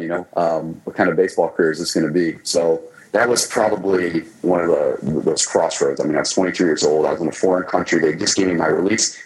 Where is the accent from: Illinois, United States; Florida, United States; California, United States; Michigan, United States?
Michigan, United States; moved away; my hometown in Michigan